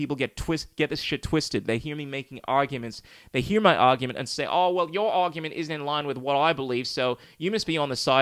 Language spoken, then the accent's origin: English; Ghana; now in Australia; my hometown, Ghana